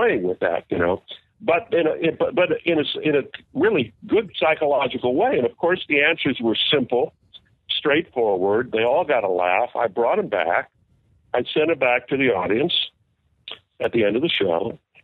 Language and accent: English; Westport, Connecticut, United States; born or raised there